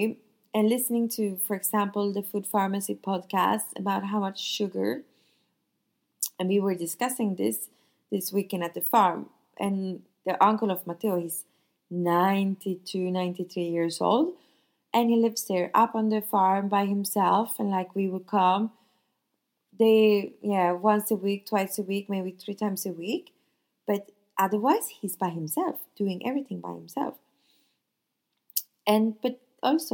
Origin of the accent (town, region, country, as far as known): Sweden; now in Nice, France